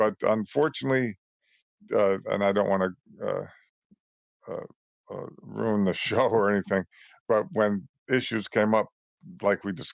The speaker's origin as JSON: {"language": "English", "town": "Trumbull", "region": "Connecticut", "country": "United States", "tie": "born or raised there", "also_born_or_lived": "Bridgeport, Connecticut", "said": "I grew up in just outside Bridgeport, Connecticut, a little town called Trumbull"}